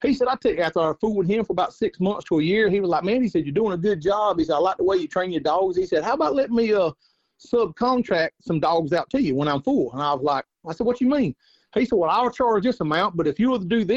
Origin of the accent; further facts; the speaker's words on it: North Carolina, United States; I'm from North Carolina. I've coon hunted pretty much my whole life